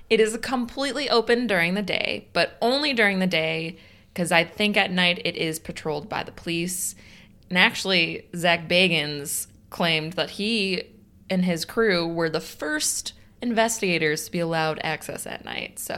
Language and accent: English; South West England, United Kingdom; I'm from Cornwall.